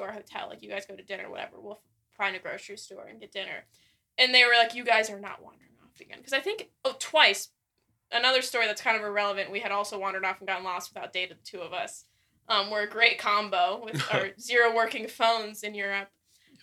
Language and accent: English; United States; we're American